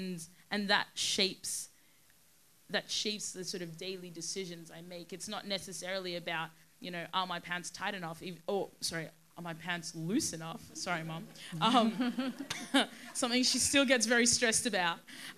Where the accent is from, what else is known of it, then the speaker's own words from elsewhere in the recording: Sudan; born there; And remember, I was born in Sudan. I was born in one of the poorest countries in the world with very, very little opportunity and access to anything, really.